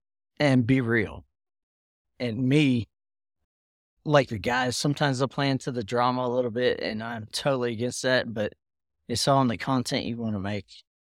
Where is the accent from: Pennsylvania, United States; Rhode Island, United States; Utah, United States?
Pennsylvania, United States; also born or lived in Florida; now in Texas, United States; I'm originally from Pennsylvania. {S2} Okay. {S3} Yeah. PA to Florida to Texas.